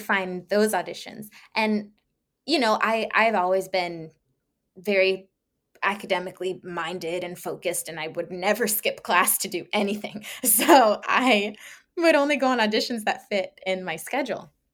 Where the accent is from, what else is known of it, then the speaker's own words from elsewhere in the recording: around D.C., Maryland, United States; now in Los Angeles, United States; I was born and raised in Maryland, around, uh, around D C, so I'm used to crisp falls and snow